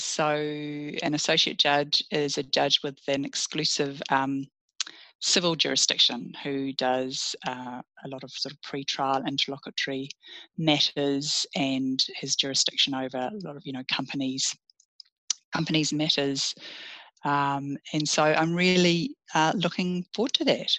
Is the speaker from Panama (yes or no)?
no; Russell, Northland, New Zealand; also born or lived in Fiordland / Opua; I grew up in the Bay of Islands, lovely in mm. um, in Russell initially, lovely little historic town, very laid back upbringing, and then um, in Opua